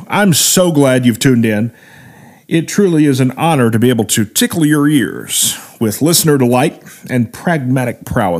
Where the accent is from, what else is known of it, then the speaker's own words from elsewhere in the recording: Midwest, United States; stuff I grew up with in the Midwest.